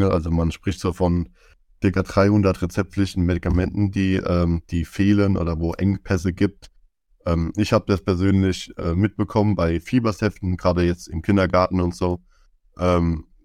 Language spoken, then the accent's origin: German; Zweibrücken, Rhineland-Palatinate, Germany; bei uns in Zweibrücken